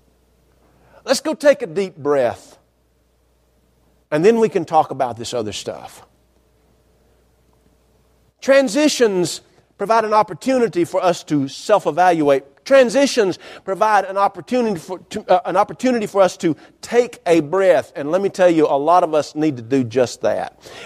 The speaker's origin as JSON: {"language": "English", "region": "North Georgia", "country": "United States", "tie": "born or raised there", "said": "I was growing up in North Georgia."}